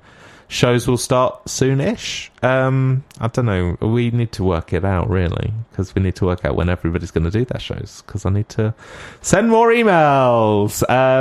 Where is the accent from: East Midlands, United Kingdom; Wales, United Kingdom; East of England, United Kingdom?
East of England, United Kingdom; Bedfordshire; moved away as an adult; now in Derby, United Kingdom; I am from Bedfordshire, which is kind of like an hour north of London